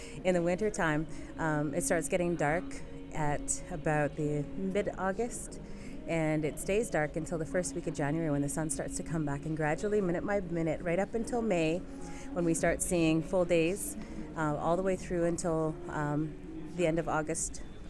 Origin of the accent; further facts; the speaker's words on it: Inuvik, Northwest Territories, Canada; I'm from Inuvik Northwest Territories